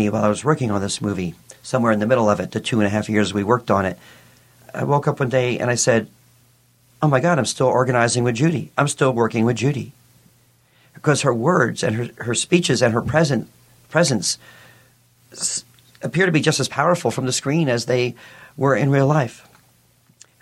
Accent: New York City, New York, United States; moved away; I grew up in New York City.

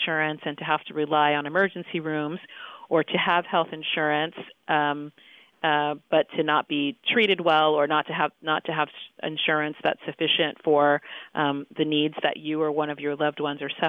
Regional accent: San Diego, California, United States; I grew up in San Diego, California

